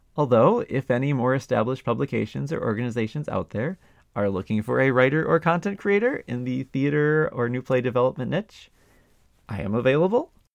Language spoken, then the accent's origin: English; Milwaukee, Wisconsin, United States; Milwaukee, my hometown that I had moved back